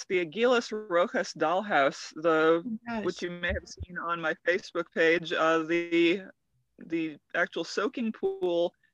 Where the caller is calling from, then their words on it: California, United States; The Santa Cruz Mountains in California.